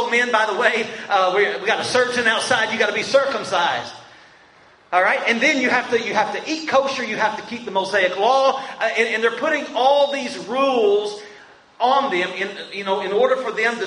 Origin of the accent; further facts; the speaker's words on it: Winchester, Kentucky, United States; also born or lived in Colorado; I'm from Winchester here in Kentucky